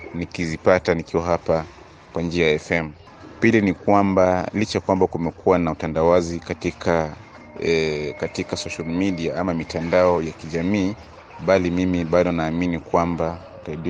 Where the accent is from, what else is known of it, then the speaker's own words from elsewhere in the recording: Kagongwa, Shinyanga, Tanzania; natokea maeneo ya Kagongwa manispaa kama nchini Tanzania